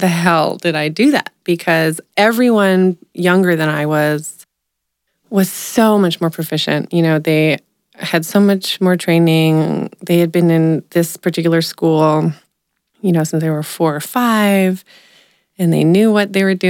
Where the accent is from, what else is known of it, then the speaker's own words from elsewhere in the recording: Fairfield, Iowa, United States; moved away; I grew up in Fairfield, Iowa, which is a very, very small town in the southeast corner of the state.